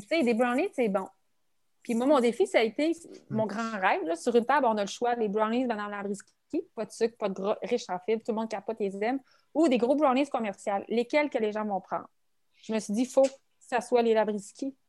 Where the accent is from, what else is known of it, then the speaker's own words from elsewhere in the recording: Quebec City, Quebec, Canada; je suis 100% québécoise. Et très fière de dire aussi que je suis, de la région de Québec, je suis de la région de la capitale nationale